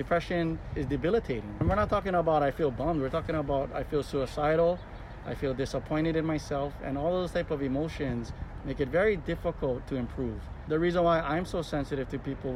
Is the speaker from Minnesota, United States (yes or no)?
no; Kaneohe, Hawaii, United States; I grew up in Kaneohe